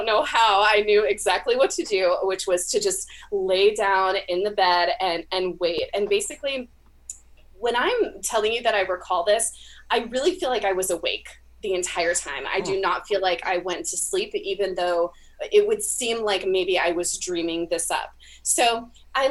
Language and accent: English; California, United States; now in Florida, United States; I am from California originally. I live now in Florida